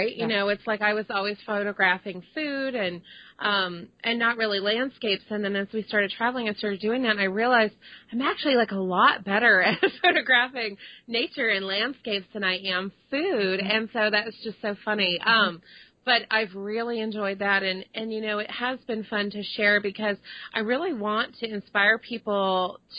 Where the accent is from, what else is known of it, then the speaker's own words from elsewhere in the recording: Dallas, Texas, United States; moved away as an adult; also born or lived in Hartford, Connecticut; I grew up in Dallas